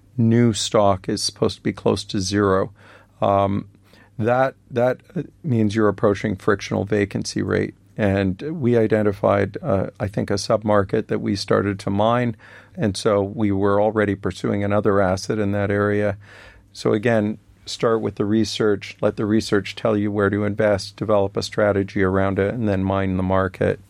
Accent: Canada; I'm Canadian

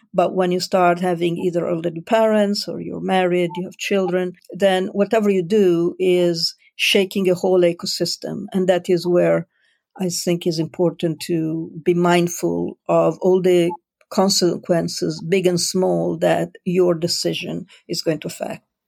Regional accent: Italy; moved away as an adult; also born or lived in Milan / Switzerland / United Kingdom / France; I was born in Italy

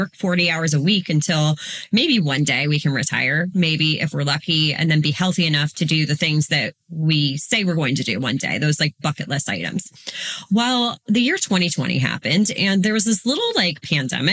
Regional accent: Northeast Ohio, United States; I am a mom from Northeast Ohio

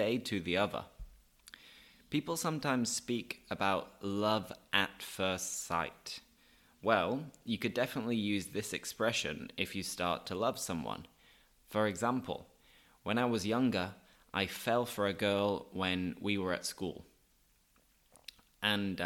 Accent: Leeds, Yorkshire and the Humber, United Kingdom; now in Seville, Spain; I live in Sevilla, I'm from Leeds

